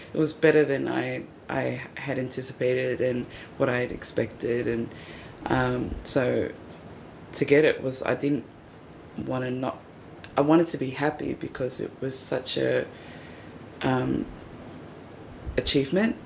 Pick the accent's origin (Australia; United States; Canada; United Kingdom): Australia; Wollongong, New South Wales; now in Sydney, Australia; growing up in Wollongong